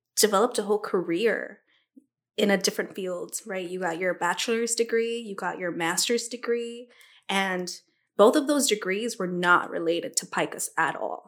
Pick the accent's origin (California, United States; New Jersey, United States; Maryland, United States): California, United States; Los Angeles; L A native, born and raised